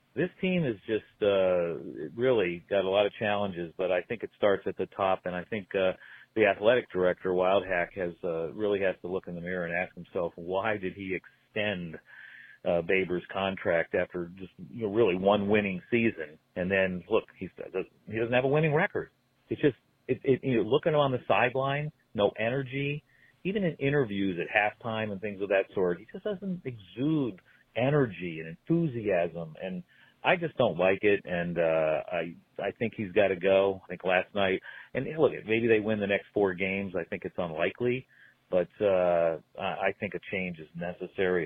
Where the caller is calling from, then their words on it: Florida, United States; also born or lived in North Carolina; I'm calling from Florida. Also, I live in North Carolina